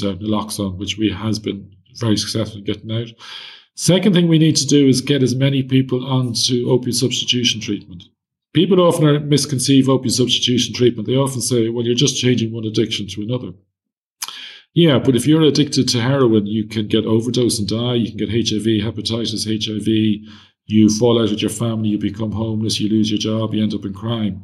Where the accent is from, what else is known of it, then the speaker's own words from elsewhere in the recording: Ireland; As an Irish person